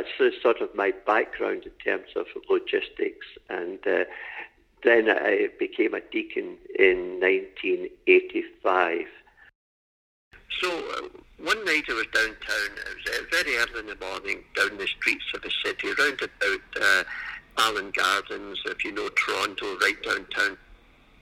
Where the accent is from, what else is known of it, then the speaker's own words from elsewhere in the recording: Glasgow, Scotland, United Kingdom; moved away as an adult; now in Canada; I was born in Scotland and in the city of Glasgow many years ago, we could say. And in 1971, I came to Canada. And I was at university in Glasgow